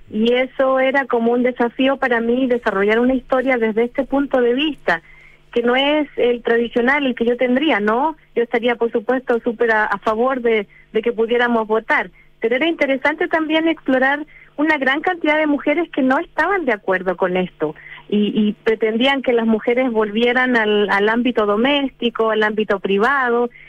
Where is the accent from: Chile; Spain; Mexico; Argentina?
Chile; North; born there; pienso que hubiera nacido en el norte de Chile, donde yo nací, en, obviamente en el siglo XXI, ah, perdón, en el siglo XX